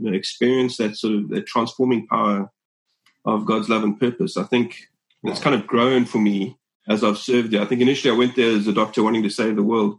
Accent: Cape Town, Western Cape, South Africa; I was born here in Cape Town

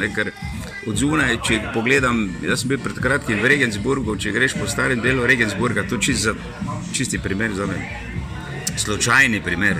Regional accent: Maribor, Drava, Slovenia; now in Jarenina, Slovenia; sem mestno dete, Maribora rojen v Linhartovi ulici in potem dolgo živel na Poljanah in pa na taboru

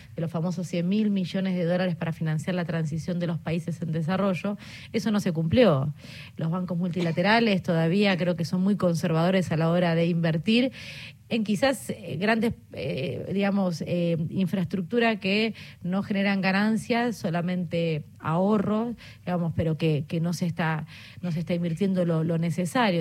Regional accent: Argentina

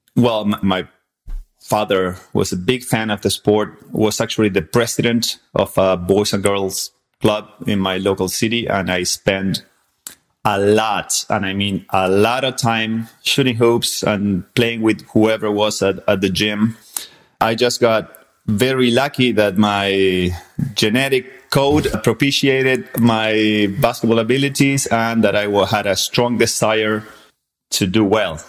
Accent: Argentina; born or raised there; English is a second language; moved away as an adult; also born or lived in San Antonio, Texas; now in Texas, United States

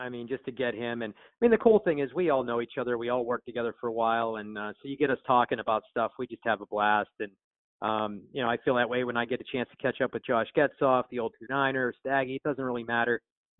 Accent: Pittsburgh, Pennsylvania, United States; born and raised in Pittsburgh

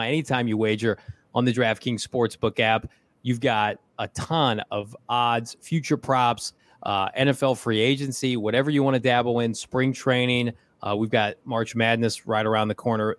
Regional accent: Bloomington, Illinois, United States; close to my hometown of Bloomington

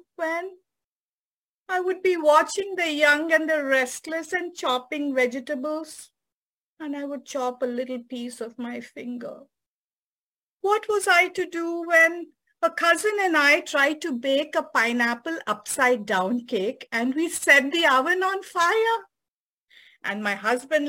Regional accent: Chennai, Tamil Nadu, India; moved away as an adult; also born or lived in San Francisco; now in United States; from my hometown Madras, now known as Chennai, to San Francisco

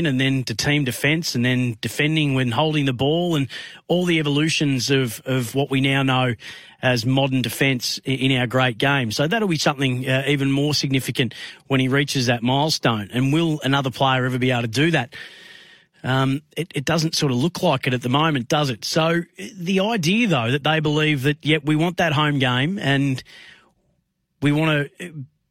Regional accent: Bendigo, Victoria, Australia; now in Melbourne, Australia; my hometown of Bendigo

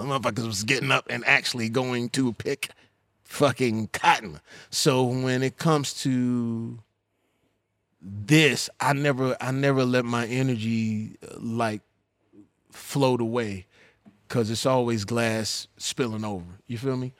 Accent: Texas, United States; I'm from Texas, so I, you know, these my people

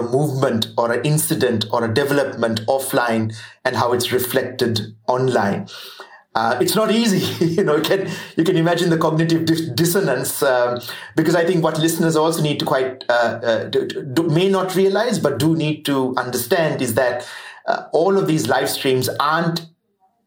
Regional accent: Sri Lanka; moved away as an adult; now in New Zealand; I'm not Kiwi. I'm Sri Lankan.

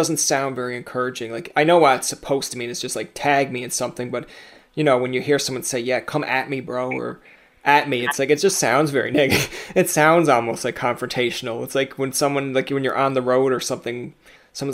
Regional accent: Newfoundland and Labrador, Canada; I'm from Newfoundland.

